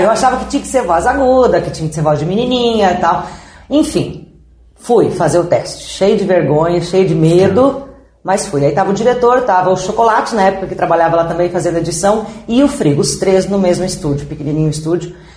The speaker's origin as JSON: {"language": "Portuguese", "town": "São Miguel do Iguaçu", "region": "Paraná", "country": "Brazil", "tie": "born or raised there", "also_born_or_lived": "Inácio Martins", "moved": "as an adult", "said": "Sou de São Miguel, nascida em, eh, a nascida e criada em Santa Cruz do Ocoí, que é uma comunidade ao lado de Santa Rosa"}